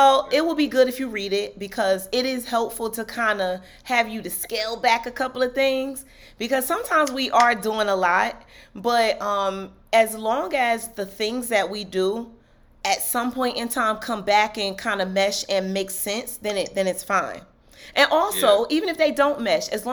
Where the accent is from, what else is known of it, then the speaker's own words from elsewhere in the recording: Newark, New Jersey, United States; moved away; I'm basically born and raised in Newark, New Jersey.